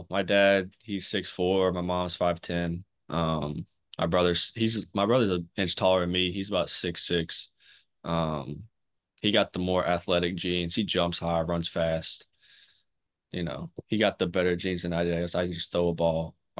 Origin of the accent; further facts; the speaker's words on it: King, North Carolina, United States; I'm from King, North Carolina. It's about 20 minutes north of Wake. I grew up, you know, I'm a big family and faith-oriented guy.